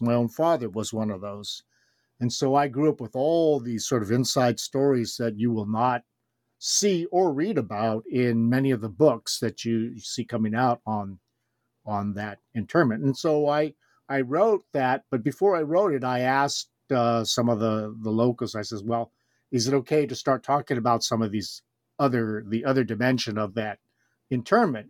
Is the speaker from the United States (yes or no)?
yes; Los Angeles, California, United States; moved away as an adult; also born or lived in Japan / Kyoto, Japan / New Haven, Connecticut; I was, uh, born and raised in Los Angeles, California, grew up there my whole life